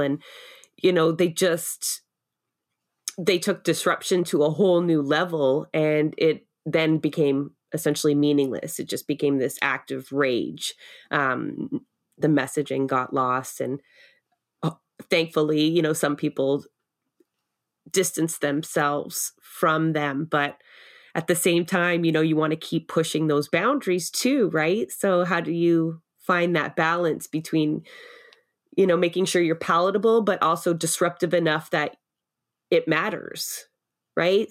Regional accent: Toronto, Ontario, Canada; now in Sutton, Canada; I'm a city girl. I grew up in Scarborough

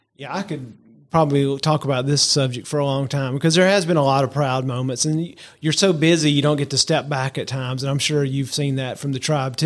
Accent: Georgia, United States; now in South Alabama, United States; I'm a, a good old Georgia boy

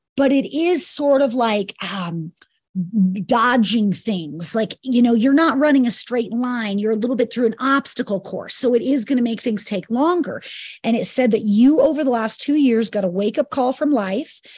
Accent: New York, United States; moved away as an adult; also born or lived in Kauai; I'm from New York and moved to Kauai at twenty.

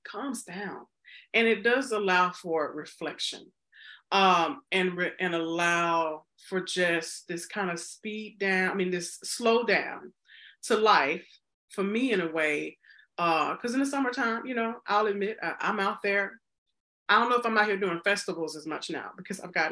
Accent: Mississippi, United States; moved away; growing up in the South and Mississippi, we don't really have autumn, winter down there

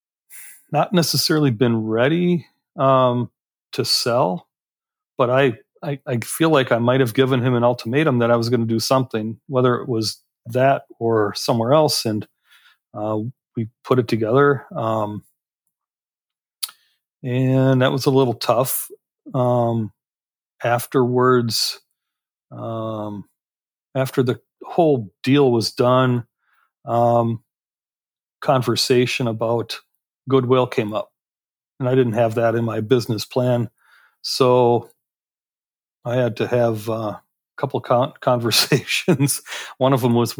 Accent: Door County, Wisconsin, United States; also born or lived in Chicago, Illinois; my father decided that it wasn't where he wanted to raise the family, moved us up here to Door County, Wisconsin

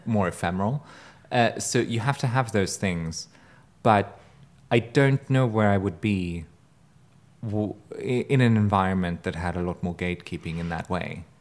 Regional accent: Germany; now in United States; growing up in Germany

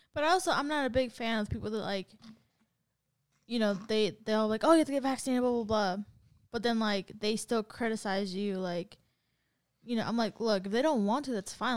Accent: San Diego, California, United States; I'm from San Diego

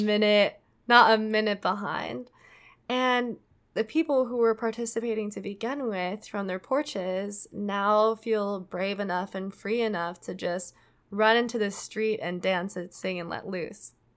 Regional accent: Minnesota, United States; I say that word weird because I'm from Minnesota

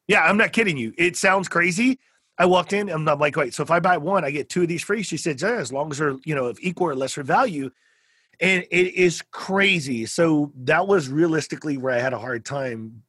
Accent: South Texas, United States; I'm from South Texas

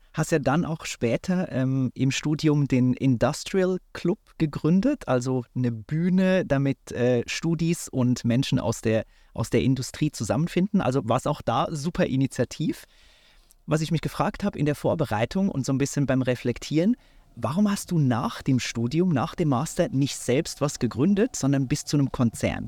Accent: Switzerland; moved away; ich bin heute wieder mal in meiner Heimat, der Schweiz

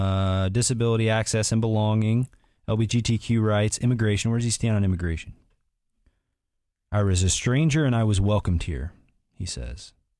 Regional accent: South Bend, Indiana, United States; my hometown of South Bend is a city with a history of diverse immigrant communities.

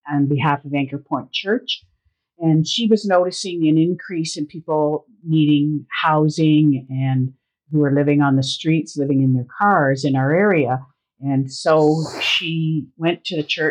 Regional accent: Alliston, Ontario, Canada; I was born and raised in Alliston

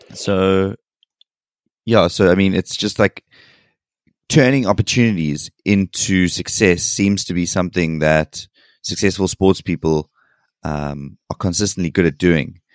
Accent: South Africa; as a South African

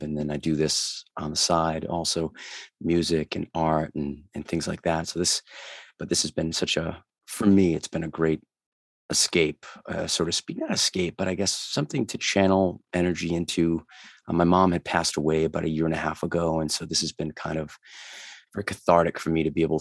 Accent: Rhode Island, United States; accent: Mass Boston-y; now in Massachusetts, United States; I'm originally from Rhode Island, but currently living in Massachusetts.

